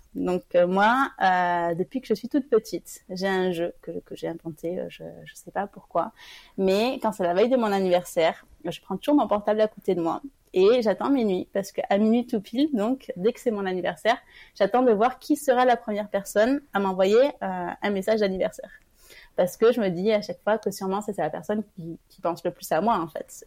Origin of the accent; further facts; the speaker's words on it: Toulouse, Occitania, France; moved away; je suis originaire de Toulouse